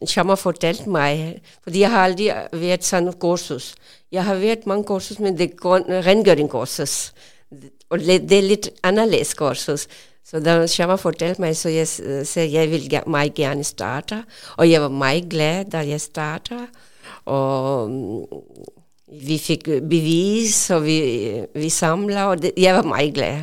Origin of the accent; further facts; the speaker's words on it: Pakistan; Danish is a second language; moved away as an adult; now in Odense, Denmark; jeg kommer fra Pakistan, og jeg kom øh, i Danmark 1987